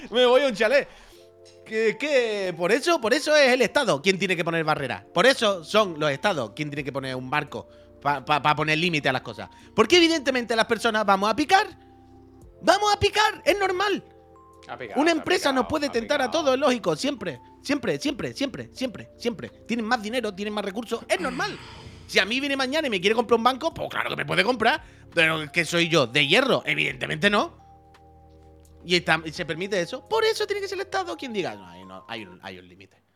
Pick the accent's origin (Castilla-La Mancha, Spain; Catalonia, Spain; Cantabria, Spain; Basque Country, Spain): Cantabria, Spain; Santander; Yo soy de Santander